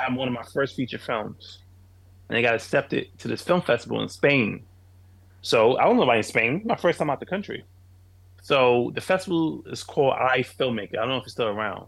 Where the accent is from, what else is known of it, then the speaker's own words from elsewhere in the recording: New York City, New York, United States; I'm a kid from Queens, New York